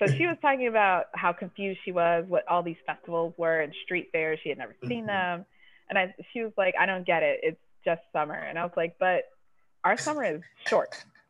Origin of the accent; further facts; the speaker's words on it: Milwaukee, Wisconsin, United States; now in Chicago, United States; But so I'm from Milwaukee originally.